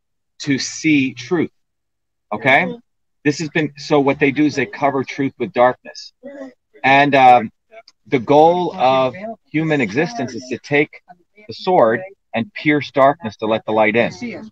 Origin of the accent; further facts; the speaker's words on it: New Jersey, United States; When I was growing up in New Jersey, you know, I had a immigrant who was our landlord, an Italian immigrant.